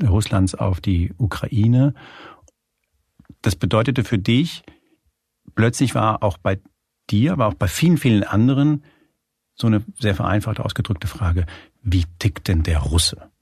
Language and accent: German; Germany; also born or lived in Spain; weil ich in Spanien geboren wurde, als kleiner Junge nach Deutschland kam